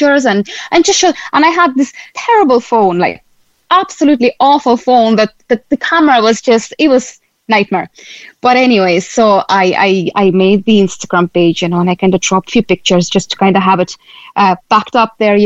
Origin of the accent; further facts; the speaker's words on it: Latvia; moved away as an adult; now in Cork, Ireland; I'm originally myself from Latvia